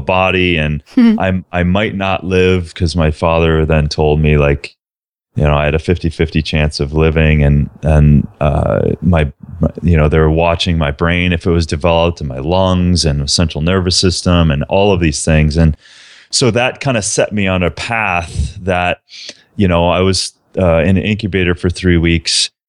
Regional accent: southern Minnesota, United States; I was a small town kid from southern Minnesota

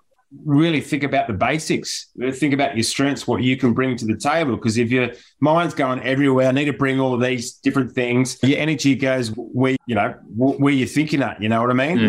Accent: Penrith, New South Wales, Australia; I'm from Penrith

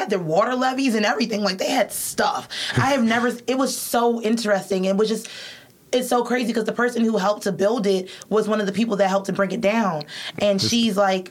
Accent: Boston, Massachusetts, United States; now in Laurel, United States; I'm from Boston

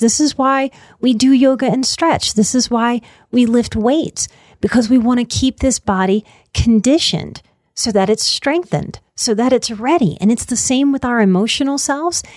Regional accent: New Orleans, Louisiana, United States; I come from New Orleans. This was really how I was raised

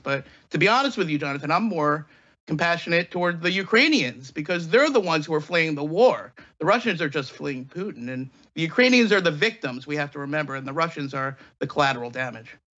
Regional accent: Pennsylvania, United States; my home state of Pennsylvania

